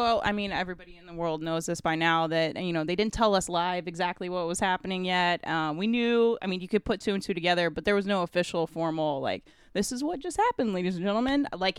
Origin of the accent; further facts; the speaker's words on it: Missouri, United States; I grew up in Missouri in a very tiny town in the country